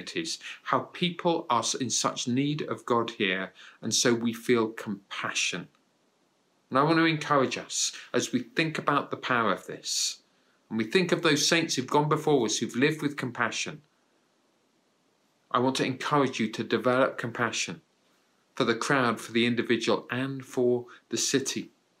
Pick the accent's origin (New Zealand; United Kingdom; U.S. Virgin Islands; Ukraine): United Kingdom; It was in a county town in the UK. But for years beforehand, it was my hometown.